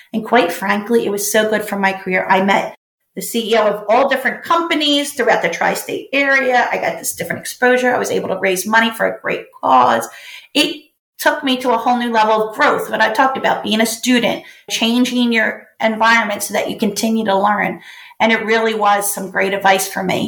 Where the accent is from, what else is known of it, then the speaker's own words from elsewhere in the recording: Belfast, Northern Ireland, United Kingdom; it's about a kid who lives in Belfast, and that's where I was born